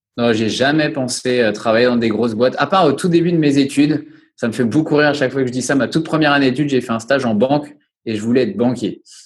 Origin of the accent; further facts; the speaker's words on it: Angers, Pays de la Loire, France; moved away as an adult; now in La Rochelle, France; Je suis originaire d'Angers. J'ai fait mes études sur Angers.